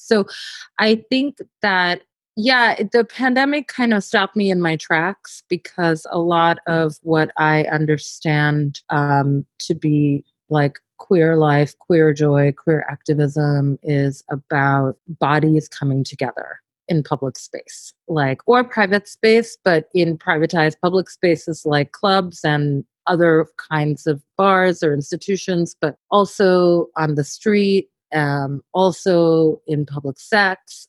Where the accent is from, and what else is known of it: New York, United States; born or raised there